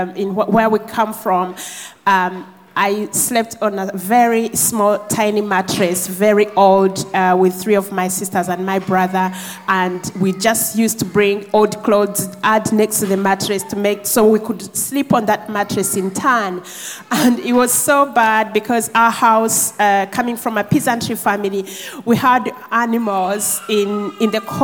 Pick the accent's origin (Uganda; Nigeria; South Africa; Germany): Uganda; moved away; I'm from Uganda. I'm actually from the border of Uganda and Rwanda